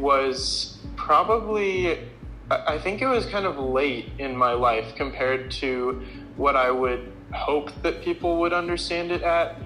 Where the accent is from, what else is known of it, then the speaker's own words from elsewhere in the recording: Lafayette, Colorado, United States; also born or lived in Fort Collins, Colorado; I am from Lafayette, Colorado, which is just about an hour south of uh, where I go to school now